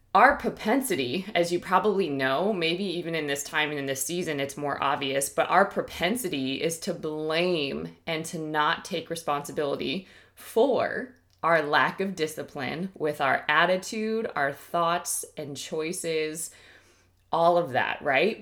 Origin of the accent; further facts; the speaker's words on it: Ohio, United States; now in Texas, United States; I'm from Ohio originally